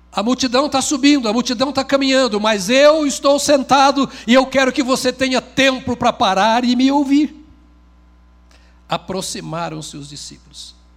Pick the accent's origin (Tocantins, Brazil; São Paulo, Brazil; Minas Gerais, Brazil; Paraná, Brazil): Paraná, Brazil; foram para o Paraná, onde eu nasci como colonizadores